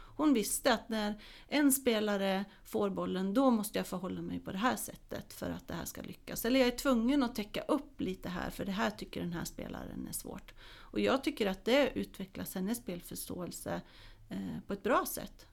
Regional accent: Småland, Sweden; now in Hälsingland, Sweden; där jag kommer ifrån, Småland, där jag är uppvuxen eh, och i Hälsingland där jag bor nu

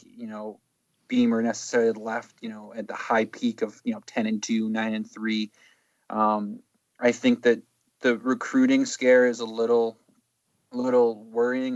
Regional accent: Roanoke, Virginia, United States; I'm from Roanoke, Virginia originally, obviously 35 minutes from Blacksburg. So kind of grown up a little bit around Virginia Tech Twitter

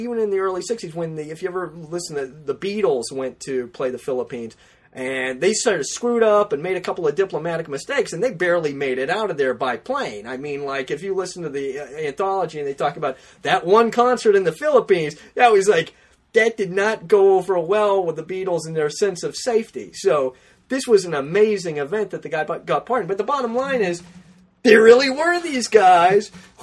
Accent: Los Angeles, California, United States; growing up in the San Fernando Valley

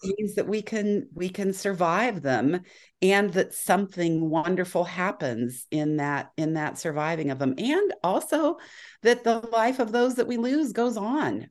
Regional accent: Bay Area, California, United States; I grew up in the Bay Area

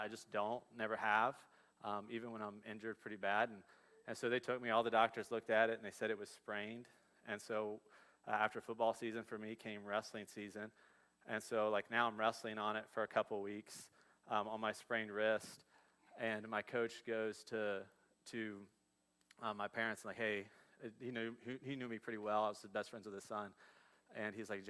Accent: Dayton and Cincinnati area, Ohio, United States; We grew up in the Dayton and Cincinnati area

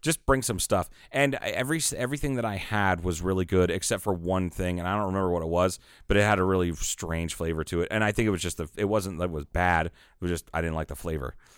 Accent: Kingman, United States; I was born and raised in Kingman.

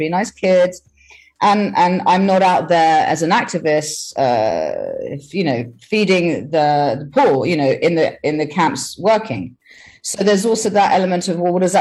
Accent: England, United Kingdom; I'm English, but I feel akin to my European side

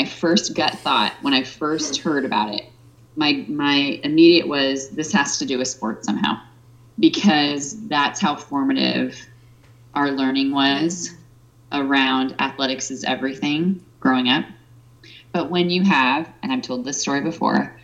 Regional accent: Exeter, Nebraska, United States; moved away; the formative thing for me about growing up in Exeter is how it was so based around athletics

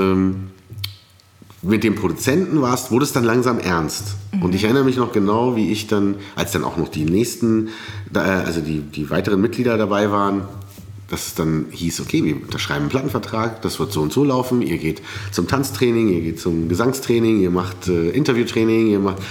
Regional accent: Berlin, Germany; dass ich in Berlin groß werde und nicht in Kairo

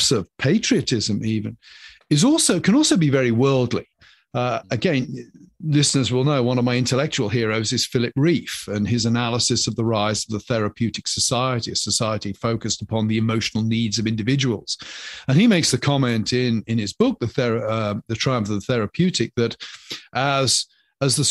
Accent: England, United Kingdom; moved away as an adult; now in United States; I'm a citizen of the United Kingdom. Even if I ever take out American citizenship, my heart will always be English

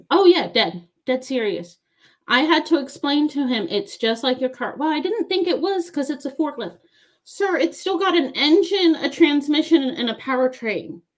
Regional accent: Baltimore, Maryland, United States; moved away as an adult; also born or lived in United Kingdom; now in Georgia, United States; I'm from Maryland. I'm from Baltimore. I use sweetie and hun

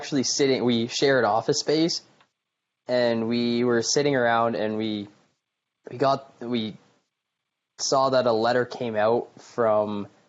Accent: Calgary, Alberta, Canada; also born or lived in Edmonton, Canada; Yeah, so I'm from Calgary, Alberta, born and raised

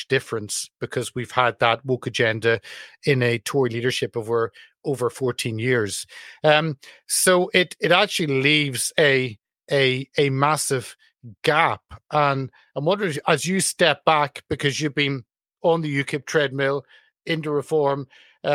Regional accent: United Kingdom; as a Brit

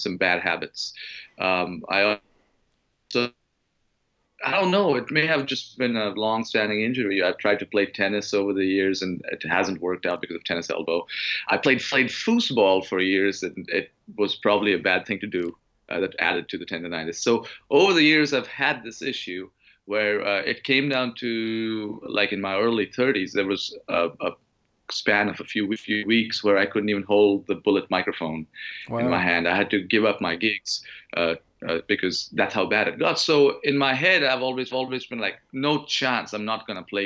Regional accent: Mumbai, Maharashtra, India; moved away; I was born and raised in Mumbai

